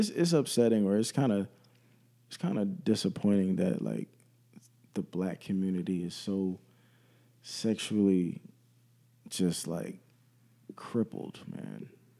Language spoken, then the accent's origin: English; Philadelphia, Pennsylvania, United States; that I'm from Philly, so we don't do that shit.